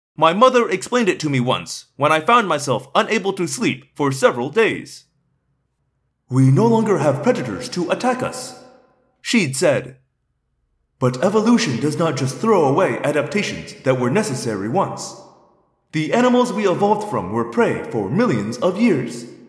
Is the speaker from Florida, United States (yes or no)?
no; Indiana, United States; I grew up mostly in Indiana